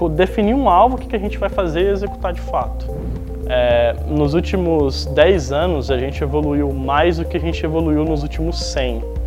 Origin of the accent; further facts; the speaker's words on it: Osvaldo Cruz, São Paulo, Brazil; eu sou Oswaldo cruzense, nasci em Oswaldo Cruz